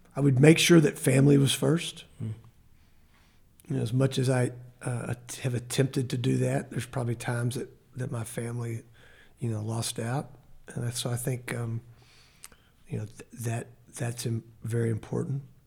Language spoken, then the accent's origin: English; Temple, Texas, United States; now in Lubbock, United States; I grew up in Temple where he lives and he was my Sunday school teacher in high school